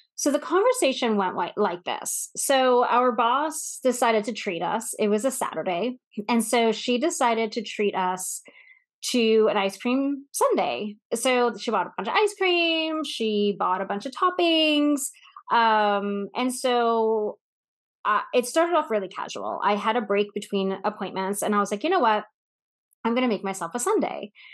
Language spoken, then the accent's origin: English; Northeast, United States; now in Texas, United States; I grew up in the Northeast